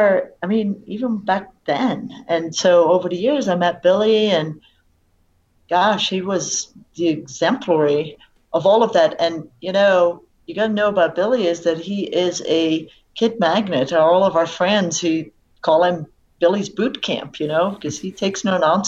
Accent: Netherlands; also born or lived in Vail, Colorado; now in United States; I grew up in Holland

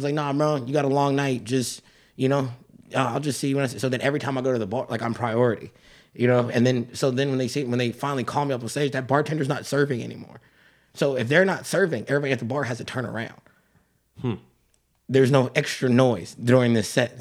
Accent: Atlanta, Georgia, United States; I grew up in Atlanta

